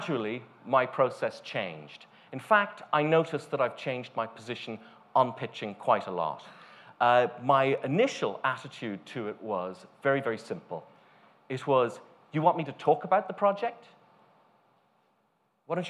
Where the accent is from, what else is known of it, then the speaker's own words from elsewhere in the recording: Ireland; moved away; also born or lived in United States; Originally, I'm from Ireland, then working here